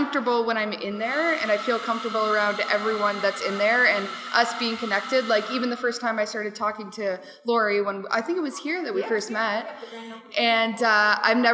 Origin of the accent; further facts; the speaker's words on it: Whitby, Ontario, Canada; also born or lived in United States; I grew up here in Whitby